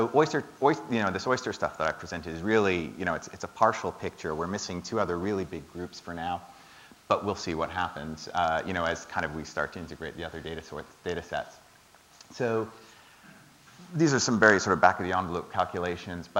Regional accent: Toronto, Ontario, Canada; now in London, United Kingdom; I grew up in Toronto

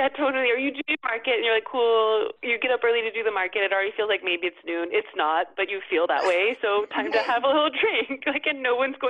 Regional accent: California, United States; moved away as an adult; also born or lived in Pacific Northwest; now in Paris, France; growing up in California, but then also going to school in the Pacific Northwest, which has such a like rich craft beer culture and history. And then moving to Paris

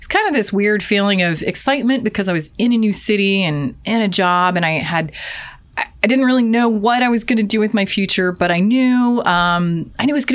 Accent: Ohio, United States; moved away as an adult; now in Seattle, United States; I'm from Ohio

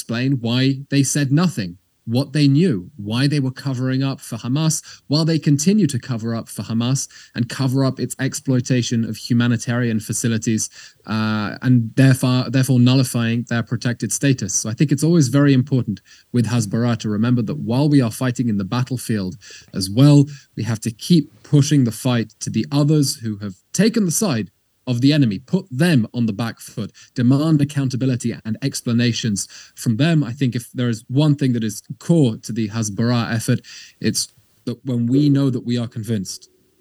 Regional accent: United Kingdom; moved away as an adult; now in Israel; I was born in the UK to Israeli parents, grew up there, studied there, university, my bachelor's and my master's at Oxford and Cambridge

